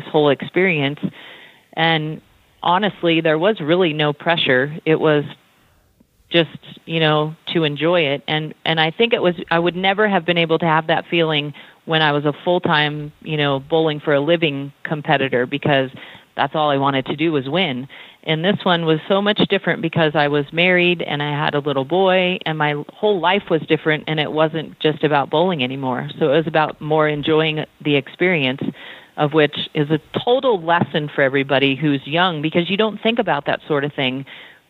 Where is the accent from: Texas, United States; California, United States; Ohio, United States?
California, United States; I had a really good youth growing up in California